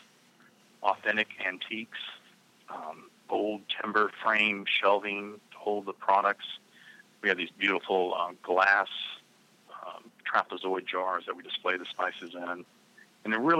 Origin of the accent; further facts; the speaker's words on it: the South, United States; I grew up in the South